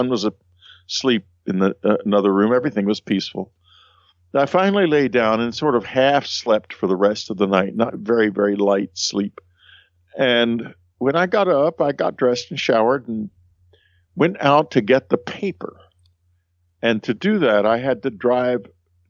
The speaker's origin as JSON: {"language": "English", "region": "Texas", "country": "United States", "said": "I'm a Texan"}